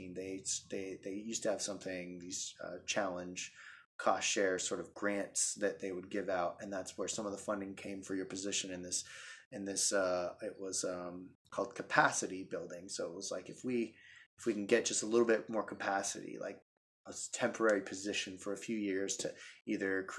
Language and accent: English; Utah, United States; moved away as an adult; now in Washington, United States; I grew up in Utah on the edge of the Great Salt Lake in a big wetland ecosystem